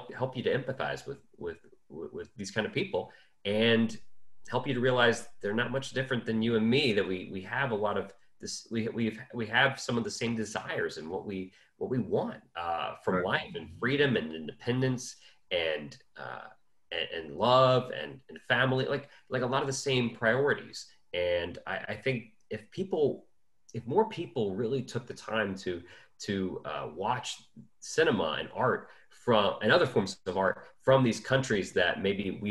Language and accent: English; United States; coming from being an American, right? Growing up in the 9/11 and post 9/11 world